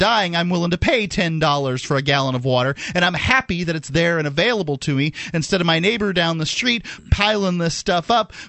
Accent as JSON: {"language": "English", "region": "Florida", "country": "United States", "said": "I'm from Florida, and hurricanes roll through 3 or 4 a year."}